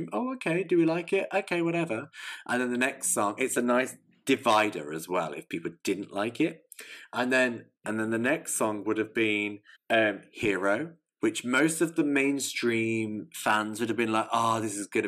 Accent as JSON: {"language": "English", "region": "England", "country": "United Kingdom", "said": "I'm an English lamb"}